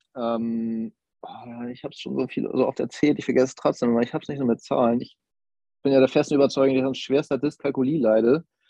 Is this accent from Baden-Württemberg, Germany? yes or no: no; Kiel, Schleswig-Holstein, Germany; moved away as an adult; now in Hamburg, Germany; Ich komme ursprünglich aus Kiel, lebe aber mittlerweile jobbedingt in Hamburg